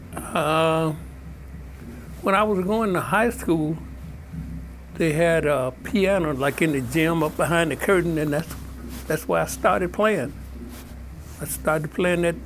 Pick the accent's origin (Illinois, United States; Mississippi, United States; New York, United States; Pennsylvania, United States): Mississippi, United States; growing up in Mississippi